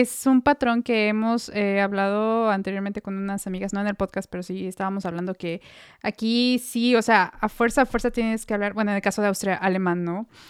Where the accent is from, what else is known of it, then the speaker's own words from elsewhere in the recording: Mexico; moved away; Como, como mexicanos